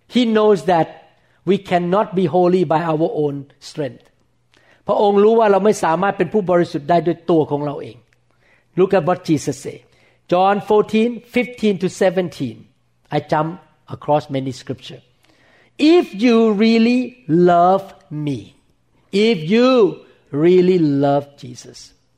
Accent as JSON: {"language": "English", "country": "Thailand", "tie": "born or raised there", "said": "when I was growing up in Thailand"}